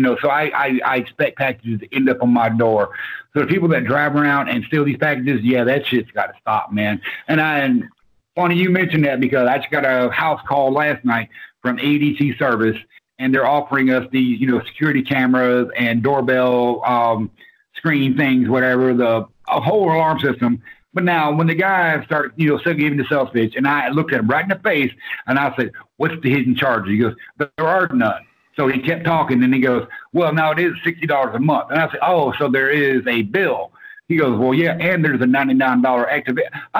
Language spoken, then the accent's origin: English; the South, United States; Okay, I am from the South, and I have never heard the term porch pirate.